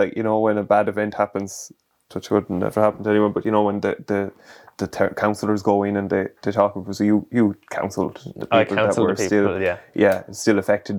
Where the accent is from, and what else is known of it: Ireland